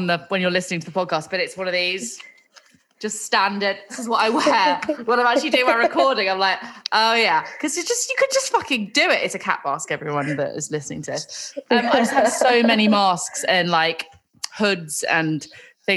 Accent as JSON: {"language": "English", "region": "London", "country": "United Kingdom", "said": "I'm from London, so I'm in Shoreditch, which is East London."}